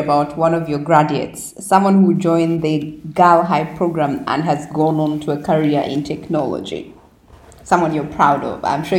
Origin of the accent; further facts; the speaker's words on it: Uganda; me coming from Uganda